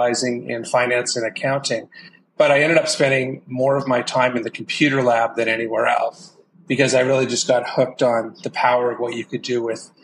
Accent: Vancouver, British Columbia, Canada; moved away as an adult; also born or lived in San Francisco Bay Area / Seattle; I grew up in Vancouver, Canada

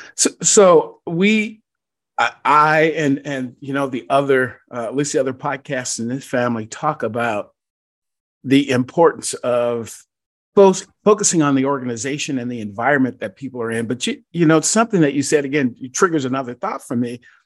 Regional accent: Georgia, United States; my home state of Georgia

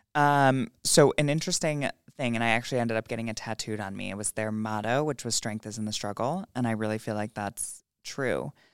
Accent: Bethlehem, New York, United States; I grew up in Bethlehem

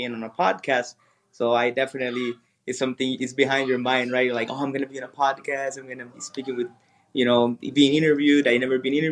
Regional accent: Sonora, Mexico; now in Jalisco, Mexico; I'm originally from Sonora, which is a northern state here from Mexico

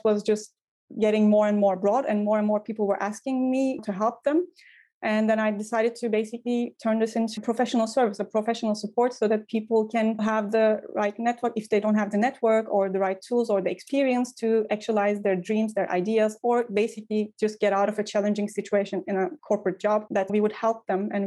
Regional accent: Ankara, Turkey; moved away as an adult; also born or lived in Istanbul / Vienna / Brussels / Hamburg; now in Berlin, Germany; I grew up in Ankara, the capital

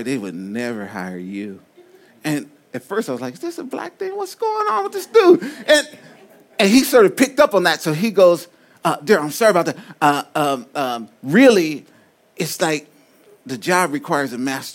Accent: Compton, California, United States; I'm from Compton

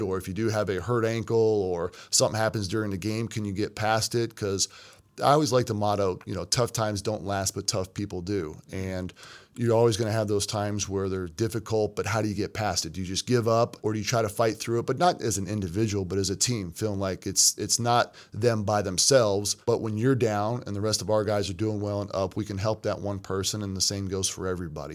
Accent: Kentucky, United States; moved away as an adult; also born or lived in Florida; now in Missouri, United States; I'm from Kentucky

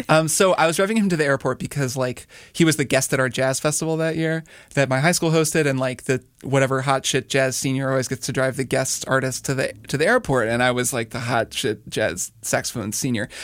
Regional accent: Indiana, United States; moved away as an adult; also born or lived in Miami, Florida; I grew up in Indiana

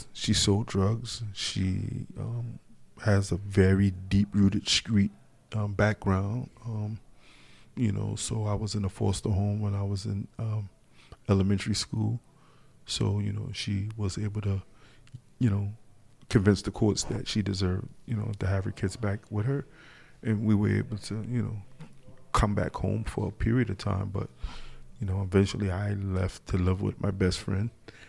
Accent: North Charleston, South Carolina, United States; North Charleston, South Carolina. Acabee is the subdivision.

